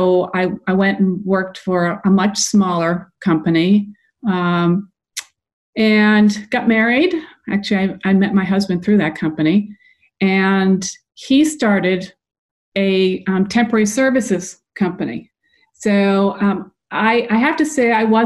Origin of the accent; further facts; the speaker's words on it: New England, United States; now in Atlanta, United States; I'm originally from New England, so I remember that kind of cold weather